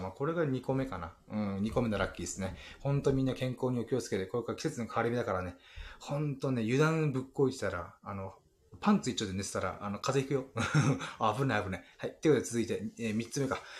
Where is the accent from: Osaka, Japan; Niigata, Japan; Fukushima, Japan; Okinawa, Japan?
Okinawa, Japan; Ginowan; 僕の地元の祭りで、あの、羽衣祭りっていうのがあるんですけど